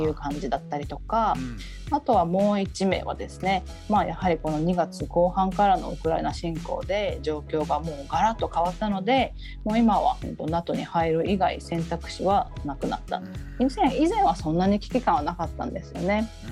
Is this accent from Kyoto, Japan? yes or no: no; Tokyo, Japan; moved away as an adult; also born or lived in Okinawa; now in Helsinki, Finland; もともと東京出身なんですけれども、沖縄で英語教員をした後に2007年からフィンランドに移住しまして